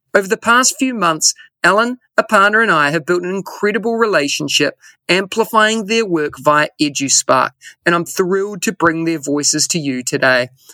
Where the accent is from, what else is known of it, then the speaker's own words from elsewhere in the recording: New Zealand; now in Singapore; if I was back in New Zealand or, or my home country